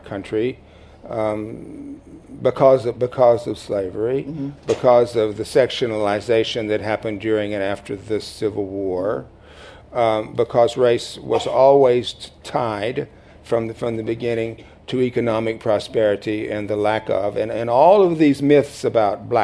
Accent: Mississippi, United States; I grew up in Mississippi

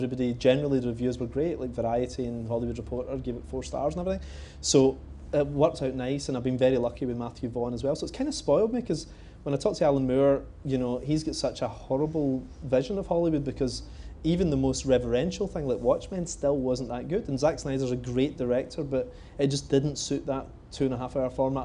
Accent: Coatbridge, Scotland, United Kingdom; I grew up in Cope Ridge

